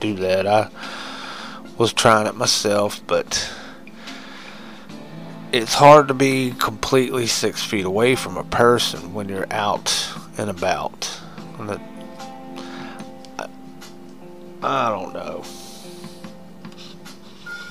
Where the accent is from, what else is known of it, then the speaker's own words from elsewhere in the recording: United States; I like being American